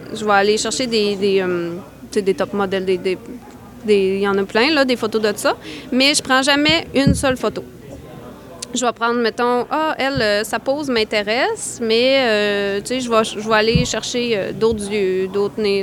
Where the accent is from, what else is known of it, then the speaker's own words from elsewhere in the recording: Côte-Nord, Quebec, Canada; je suis originaire de la Côte-Nord